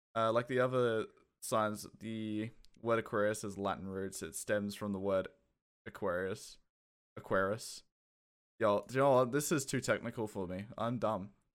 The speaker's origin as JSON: {"language": "English", "country": "Australia", "also_born_or_lived": "Kent, United Kingdom", "accent": "Australian", "moved": "yes", "said": "I have an Australian accent, but I was born in the U K"}